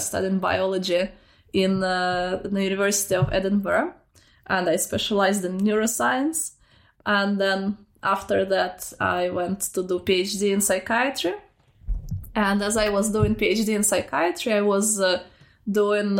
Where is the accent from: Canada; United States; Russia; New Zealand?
Russia; moved away; I grew up in Russia and I grew up in a small provincial city